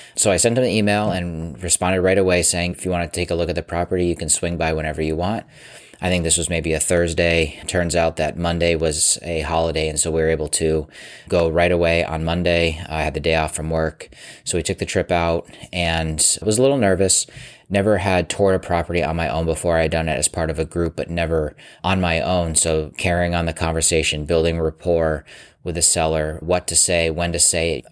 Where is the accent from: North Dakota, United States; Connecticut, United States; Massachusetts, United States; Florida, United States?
Massachusetts, United States; my home state of Massachusetts